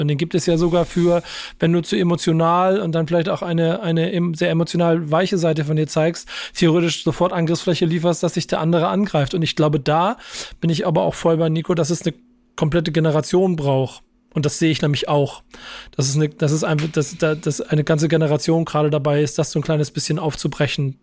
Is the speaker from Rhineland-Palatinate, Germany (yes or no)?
no; Hamburg, Germany; das bin Hamburger